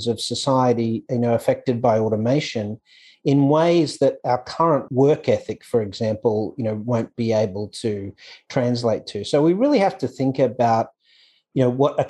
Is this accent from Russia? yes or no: no; Australia; moved away as an adult; also born or lived in Hong Kong / Dubai, United Arab Emirates / United States; now in Thailand; I was born in Australia, obviously, but I left Australia in 99